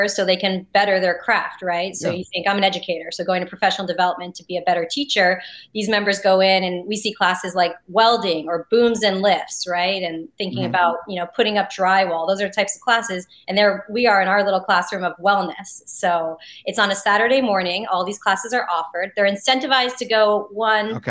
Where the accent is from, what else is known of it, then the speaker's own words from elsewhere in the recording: New Jersey, United States; I'm from Jersey too.